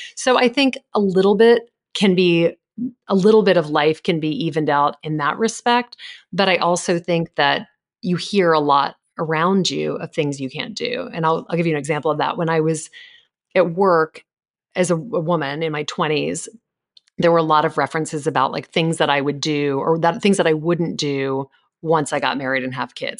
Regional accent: Louisiana, United States; moved away; I grew up in Louisiana

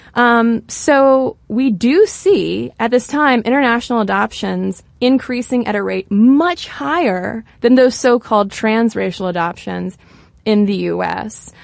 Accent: United States; an American sitting here

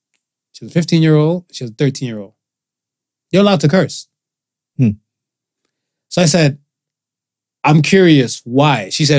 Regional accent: United States; Me, growing up in America

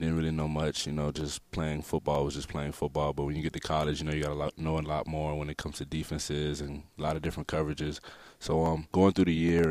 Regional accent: North Miami, Florida, United States; I grew up in South Florida around, like, North Miami area

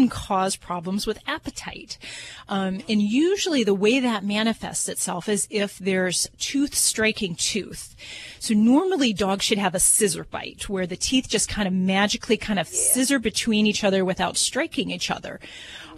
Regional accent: Hammond, Indiana, United States; I'm from Hammond, Indiana

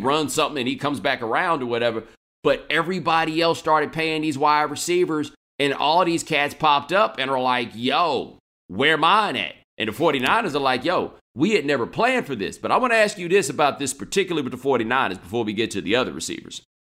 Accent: Texas, United States; I'm from Texas.

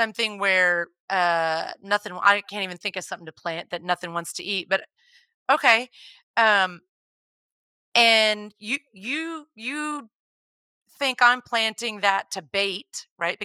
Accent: Texas, United States; I grew up in Texas

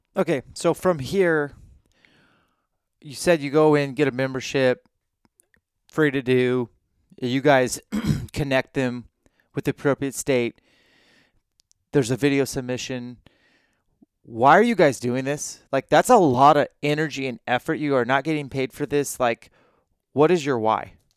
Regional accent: Washington, United States; I'm from Washington State

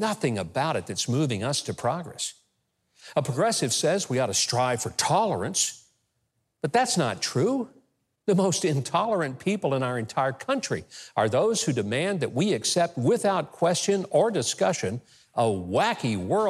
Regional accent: the South, United States; I grew up in the South

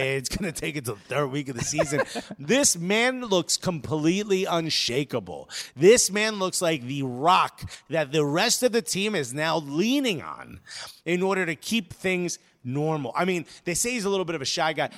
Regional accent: United States; us as American fans

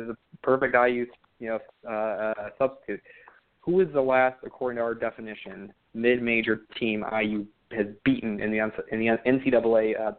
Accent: Chicago, Illinois, United States; Yeah, I grew up in Chicago, so... On the north side of Chicago

